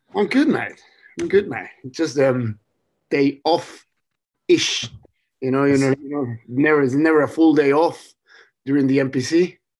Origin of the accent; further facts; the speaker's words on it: Chile; now in Hawke's Bay, New Zealand; I'm from Chile